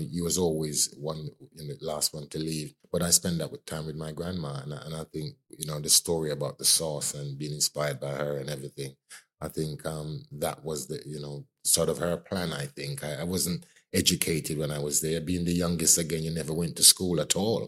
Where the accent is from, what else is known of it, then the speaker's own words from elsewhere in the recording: Clarendon, Jamaica; now in United Kingdom; I grew up in Jamaica. I grew up in a parish called Clarendon, one of the larger parishes of Jamaica.